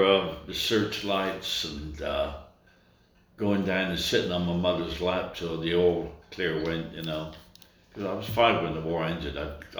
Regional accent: Bristol, South West England, United Kingdom; now in United States; I was born there. It's like growing up in Franklin. It's a small town atmosphere.

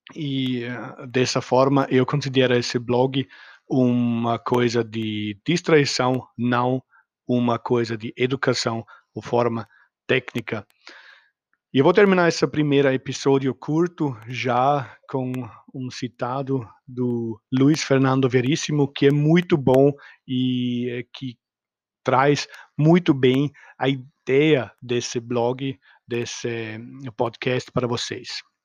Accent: Austria; Portuguese is a second language; moved away; eu não sou nativo brasileiro nem português, ah, sou austríaco, nasci no meio dos vinícolas

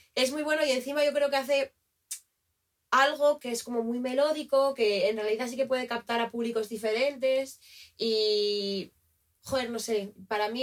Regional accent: Asturias, Spain; moved away; soy de Asturias

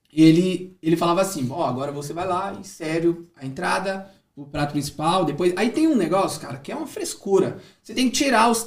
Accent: Brazil; moved away as an adult; now in Dublin, Ireland; eu saí do Brasil, é... minha língua, meu idioma...

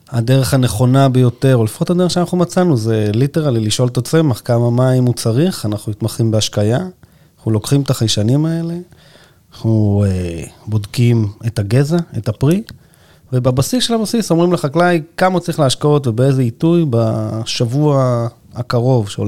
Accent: Yagur, Haifa District, Israel; אני קיבוצניק וזה, אני בעניינים. מאיזה קיבוץ? יגור.

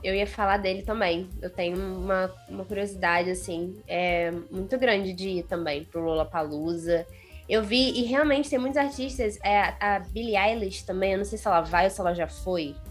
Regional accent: Rio de Janeiro, Brazil; eu já sou do Rio

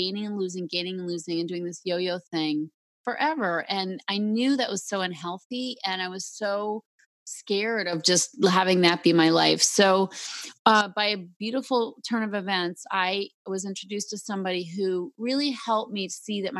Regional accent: Concord, Massachusetts, United States; moved away; Raised in Concord, Mass., the beautiful historic town

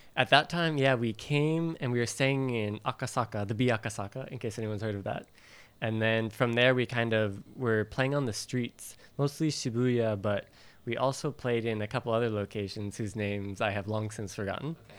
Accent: Valley Center, California, United States; moved away as an adult; now in Japan; I'm originally from uh, Southern California, near San Diego, a very small town that people have never heard

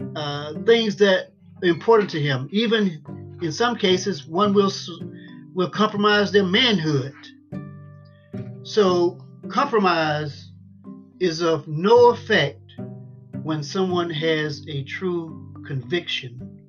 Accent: United States; I was born and raised in Lawrence County and been here all my life

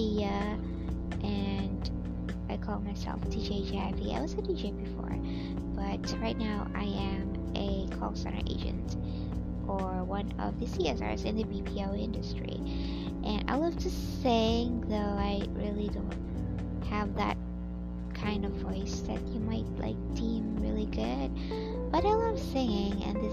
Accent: Philippines; I am a Filipino

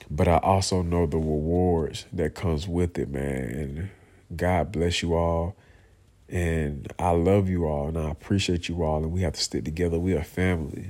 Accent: Atlanta, Georgia, United States; also born or lived in Americus, Georgia; I grew up in Clay County, man, you know, on the south side of Atlanta

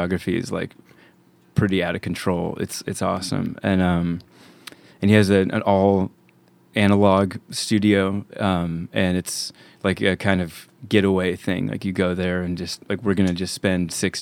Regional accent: Santa Rosa, California, United States; now in Portland, United States; Santa Rosa, California, which is my hometown

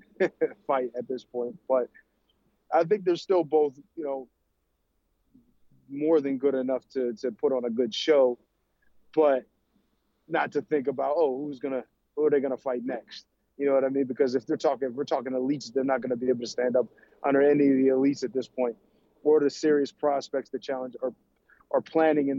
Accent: United States; I'm a guy from the States

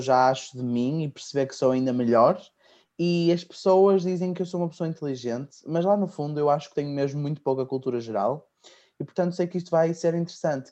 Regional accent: Maia, Porto District, Portugal; sou nascido na Maia

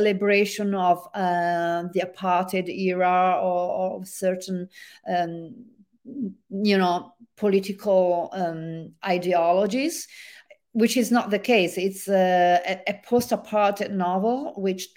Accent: Genoa, Liguria, Italy; accent: Italian; English is a second language; now in Vancouver, Canada; my hometown in Italy, the harbor city of Genoa

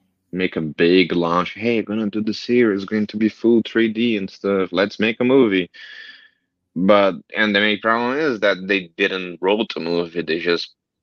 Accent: Brazil; moved away; When I grew up, and I grew up in Brazil

